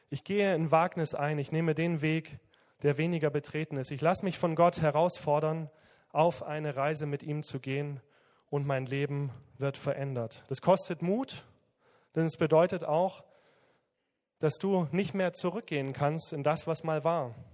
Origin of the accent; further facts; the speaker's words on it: Southern Germany, Germany; Ich komme aus dem Süden, von daher muss ich da ein bisschen Werbung machen.